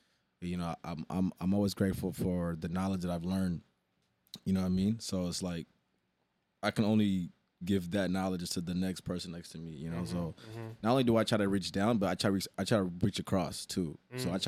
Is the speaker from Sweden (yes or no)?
yes; Sweden; born there; Nah, I was born in Sweden.